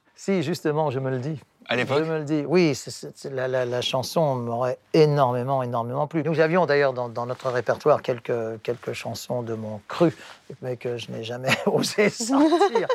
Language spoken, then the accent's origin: French; France; first language English; French is a second language; Je, suis né en France, mais de père américain, de maman néerlandaise